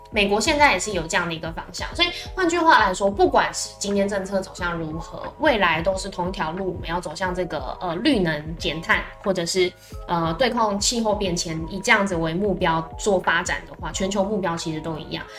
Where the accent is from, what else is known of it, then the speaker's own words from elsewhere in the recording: Tainan, Taiwan; 我发现身为台南人